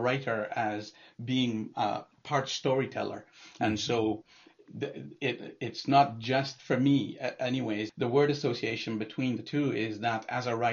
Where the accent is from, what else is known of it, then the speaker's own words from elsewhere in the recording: Trinidad & Tobago; also born or lived in Toronto, Canada / Calgary, Canada; now in Ontario, Canada; I'm originally from Trinidad. I actually moved to Canada in the mid to late 80s